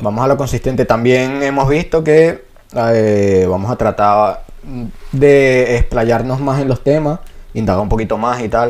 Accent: Venezuela; accent: Venezuelan; now in Spain; palabras españolas, que es lo que más hacemos nosotros, con el acento venezolano.

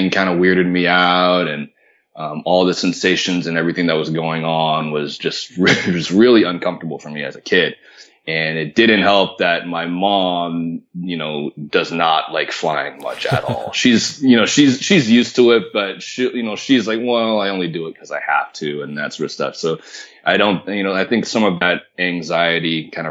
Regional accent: Marin County, Northern California, United States; moved away as an adult; also born or lived in Florida; I grew up in Northern California, a little bit north of San Francisco, in a little town called Marin County

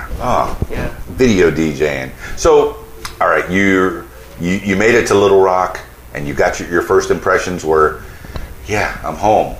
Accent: Miami, Florida, United States; I guess I'm a Yankee from Miami. That's what they always call me because it's the biggest suburb of New York down there.

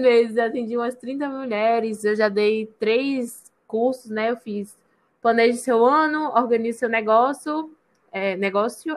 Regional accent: Salvador, Bahia, Brazil; also born or lived in Rio de Janeiro; moro em Salvador desde sempre, mas eu nasci no Rio de Janeiro. Mas em Maraqui, acho que com um ano, nunca sei. Meus pais, nem meus pais sabem. Então, Vamos, eu me considero baiana, porque tem tanto tempo que eu moro aqui

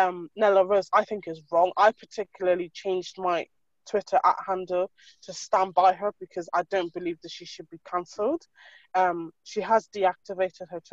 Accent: Ireland; moved away as an adult; now in United Kingdom; I was full on raised in Ireland on a farm milking cows. Like, I am as Irish as they get

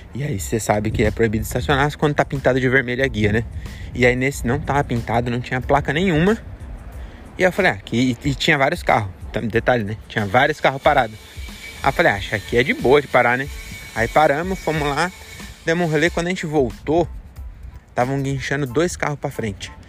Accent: São Paulo, Brazil; also born or lived in Francisco Morato, São Paulo; a gente é de São Paulo

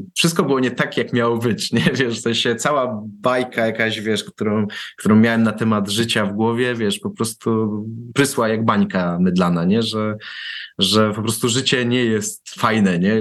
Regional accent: Warsaw, Masovian Voivodeship, Poland; ja pochodzę z warszawskiej Pragi

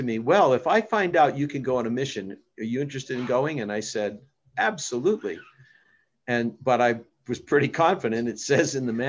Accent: Massachusetts, United States; moved away; I was from Massachusetts

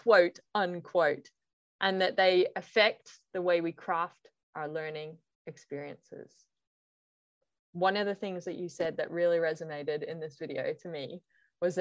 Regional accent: Ireland; I'm from Ireland

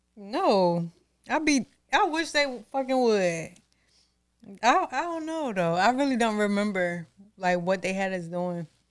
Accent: Norfolk, Virginia, United States; growing up in Norfolk

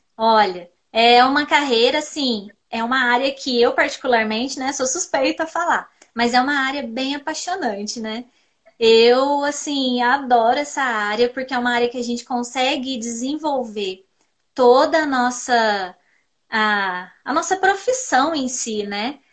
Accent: Pouso Alegre, Minas Gerais, Brazil; eu sou aqui da cidade de Pouso Alegre, do sul de Minas. Sou formada em farmácia pela Univaz, aqui da minha cidade

